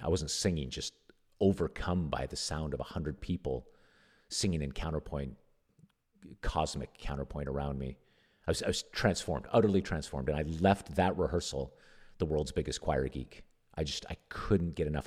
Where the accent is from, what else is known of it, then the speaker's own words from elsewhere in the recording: Nevada, United States; I grew up in Nevada